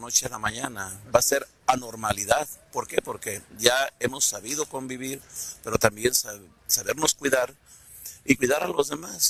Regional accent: Tecalitlán, Jalisco, Mexico; Yo soy de Tecaritlán

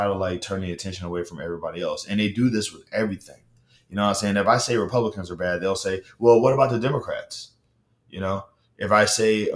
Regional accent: Baton Rouge, Louisiana, United States; I'm from Baton Rouge, Louisiana

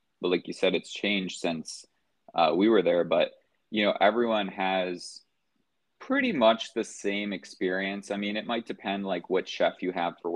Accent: just outside of Chicago, Indiana, United States; moved away as an adult; I'm from Indiana, just outside of Chicago

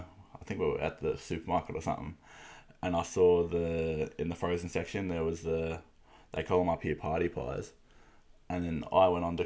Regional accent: Warrnambool, Victoria, Australia; moved away as an adult; also born or lived in Rockhampton, Queensland / Melton / Hamilton; now in Ballarat, Australia; Went to Hamilton for a bit. And then moved to Warrnambool just as I started primary school, I think. And then I'd been there ever since I graduated high school. And then moved up here 2 years ago now to start up at uni.

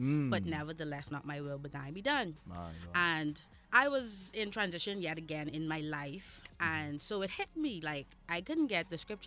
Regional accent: Bahamas; I am here from the Bahamas.

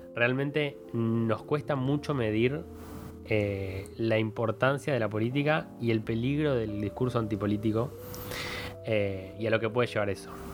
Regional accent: Argentina; tenemos una cosa en Argentina que es compararnos con Chile

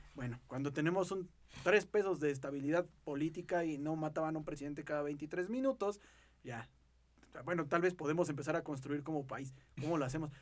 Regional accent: Mexico; forjarnos una identidad totalmente como mexicanos

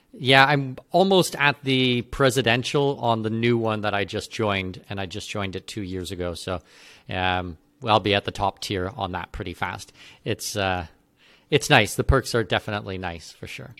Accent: Canada; moved away; I'm, I'm not an American citizen, I'm a Canadian citizen.

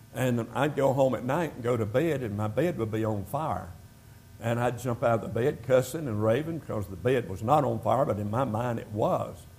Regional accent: United States; moved away as an adult; also born or lived in North Carolina / Jamaica / Georgia; I was born in America

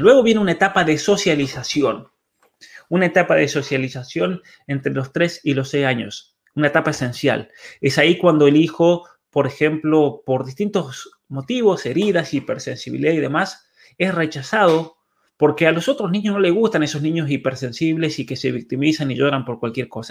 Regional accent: by the Paso de los Patos, San Juan, Argentina; mi pueblo, de hecho, en el, Paso de los Patos

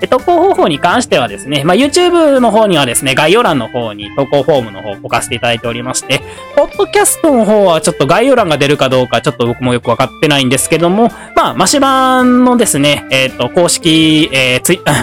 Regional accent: Awaji Island, Hyogo, Japan; moved away as an adult; also born or lived in Kyoto; 僕、淡路島出身なんですけど

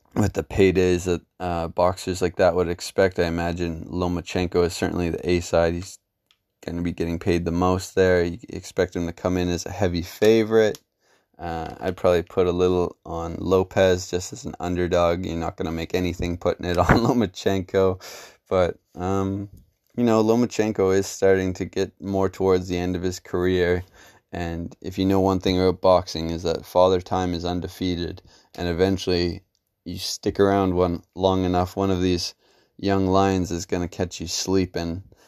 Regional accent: Canada; as a Canadian MMA fan

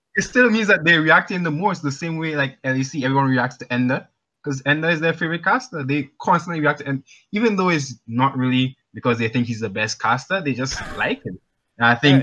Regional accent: Grenada; also born or lived in Trinidad; now in Trinidad and Tobago; I'm calling from Grenada. Well, actually Trinidad, currently

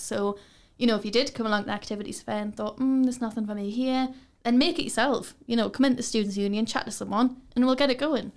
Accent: Newcastle upon Tyne, North East England, United Kingdom; I'm from Newcastle. I've, I've never left here

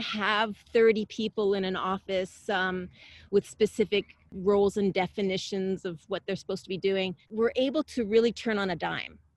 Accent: Canada; now in San Diego, United States; I'm originally from Canada

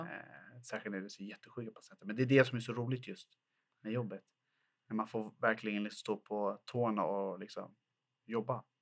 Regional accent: Botkyrka, Stockholm County, Sweden; Jag är född och uppvuxen i Fittja, en ort i Botkyrka som ligger söder Eh, söder om Stockholm

